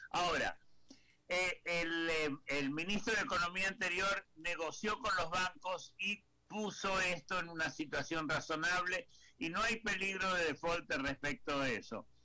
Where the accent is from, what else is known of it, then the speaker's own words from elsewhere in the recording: Argentina; moved away; como argentino que a pesar que vivo, que vivo hace 50 años fuera del país